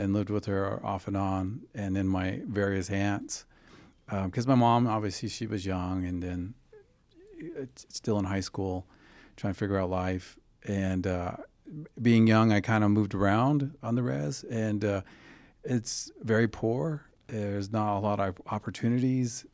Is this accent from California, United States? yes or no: no; Fort Defiance, Arizona, United States; moved away; also born or lived in New Mexico; I was born on the Navajo Reservation in Fort Defiance, Arizona, which is just outside the capital of the Navajo Nation, which is Wind Rock.